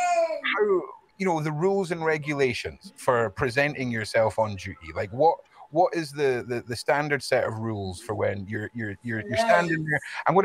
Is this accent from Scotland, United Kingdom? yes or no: yes; Scotland, United Kingdom; I'm from Scotland